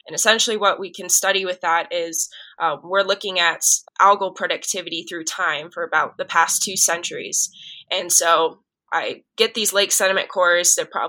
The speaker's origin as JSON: {"language": "English", "town": "Miami", "region": "Florida", "country": "United States", "tie": "born or raised there", "also_born_or_lived": "Waco, Texas", "moved": "as an adult", "lives_now": "Colorado, United States", "said": "I grew up in Miami, Florida. So no mountains."}